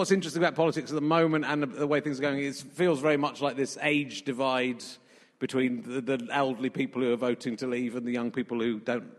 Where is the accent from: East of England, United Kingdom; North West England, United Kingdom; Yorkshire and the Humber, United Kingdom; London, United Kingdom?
Yorkshire and the Humber, United Kingdom; born there; I was born in Yorkshire, so that's